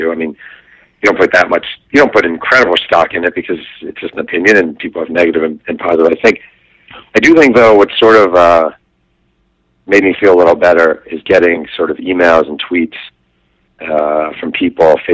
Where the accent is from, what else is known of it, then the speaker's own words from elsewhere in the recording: New York, United States; I mean, I grew up in New York, right in that era. I mean, that was my boyhood.